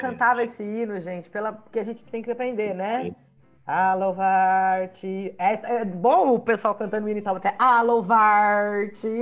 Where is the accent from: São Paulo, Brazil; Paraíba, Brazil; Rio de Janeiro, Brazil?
São Paulo, Brazil; Taubaté; eu sou de Taubaté